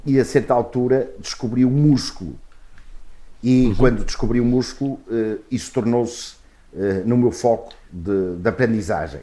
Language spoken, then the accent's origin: Portuguese; Portugal; sou português e adoro o meu país